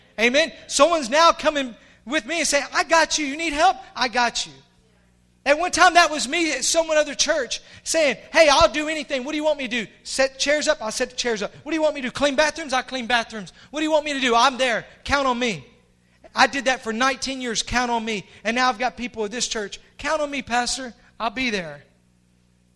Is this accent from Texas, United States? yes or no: no; Pulaski, Tennessee, United States; I'm from Pulaski, Tennessee. Y'all know where Pulaski, Tennessee is? That's the home of the Ku Klux Klan. That's where the KKK was originated. And as a child, I saw the black race persecuted.